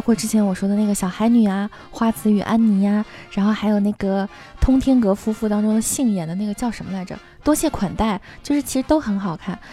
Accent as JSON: {"language": "Chinese", "region": "Northeast China", "country": "China", "said": "作为一个东北人"}